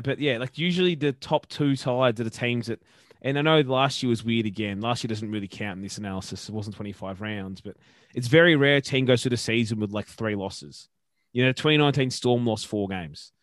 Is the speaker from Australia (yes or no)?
yes; Brisbane, Queensland, Australia; I was literally born in Bris, Brisbane, in the city of Brisbane, in the city.